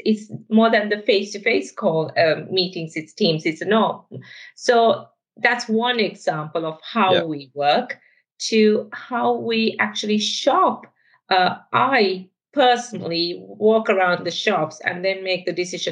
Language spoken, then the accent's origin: English; Sri Lanka; moved away; I'm originally from Sri Lanka, if you're trying to place my accent. And I've grown up, actually, in a very sunny environment.